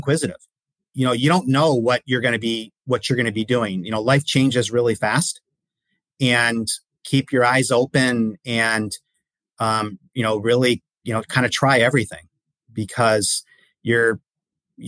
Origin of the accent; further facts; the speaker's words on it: Detroit, Michigan, United States; I grew up in the Detroit area